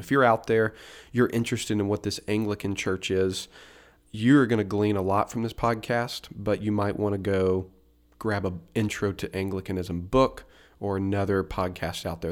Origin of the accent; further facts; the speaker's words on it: Tennessee, United States; moved away as an adult; now in Roanoke, United States; I was, uh, born and raised in Tennessee